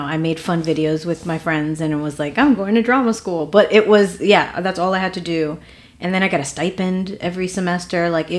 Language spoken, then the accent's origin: English; New York City, New York, United States; also born or lived in Dominican Republic / London; So I am Dominican, and I grew up in Harlem. A single mom.